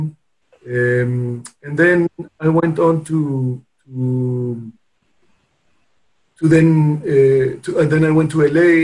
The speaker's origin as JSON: {"language": "English", "region": "Lima", "country": "Peru", "tie": "born or raised there", "also_born_or_lived": "Austin, Texas / Los Angeles / Washington, D.C.", "said": "I grew up in Peru."}